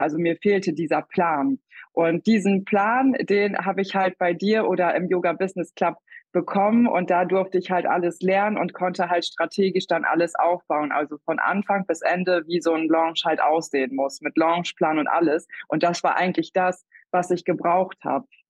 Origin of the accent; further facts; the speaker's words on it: Wiesmoor, Lower Saxony, Germany; Ich komme aus Wiesmoor. Das ist in Ostfriesland